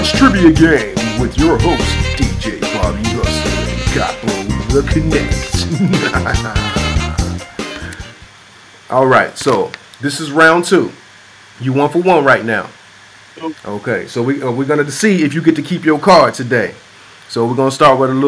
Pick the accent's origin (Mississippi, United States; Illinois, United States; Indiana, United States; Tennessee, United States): Tennessee, United States; Clarksville; I'm from Tennessee too, I'm from Clarksville